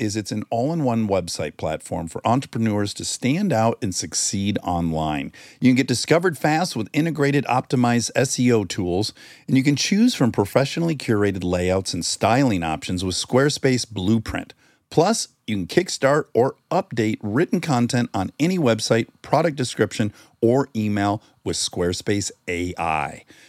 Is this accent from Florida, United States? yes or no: no; Detroit, Michigan, United States; Oh, I'm from Detroit, as is Kristen.